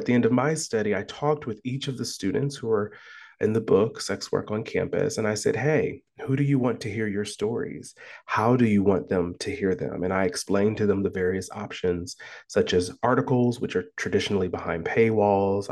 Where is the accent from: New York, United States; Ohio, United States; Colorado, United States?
Ohio, United States; Columbus; moved away as an adult; now in Iowa, United States; I was born and raised in Columbus, Ohio